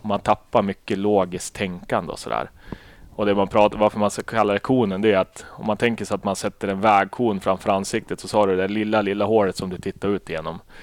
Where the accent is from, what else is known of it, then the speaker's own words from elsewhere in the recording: Umeå, Västerbotten County, Sweden; jag är uppväxt i Umeå